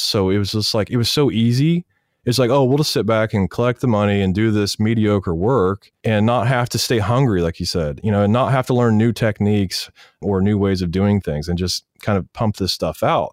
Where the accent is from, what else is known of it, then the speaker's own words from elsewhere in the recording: Wichita, Kansas, United States; moved away as an adult; also born or lived in Los Angeles; I'm going to college in my hometown, Wichita, Kansas.